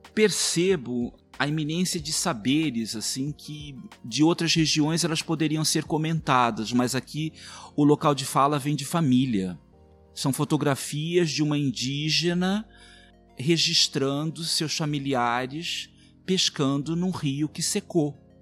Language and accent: Portuguese; Mato Grosso, Brazil